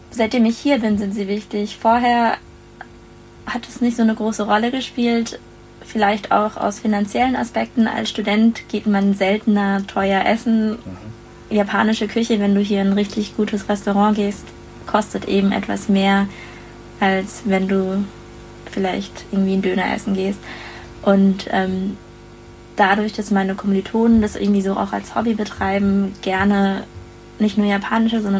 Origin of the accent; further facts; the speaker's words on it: Lörrach, Baden-Württemberg, Germany; moved away as an adult; also born or lived in Mannheim; now in Frankfurt, Germany; ich komme ursprünglich aus Lörrach, das liegt im Dreiländereck Deutschland, Frankreich und Schweiz und bin für meinen Bachelor zunächst nach Mannheim gezogen und anschließend für den Master eben nach Frankfurt.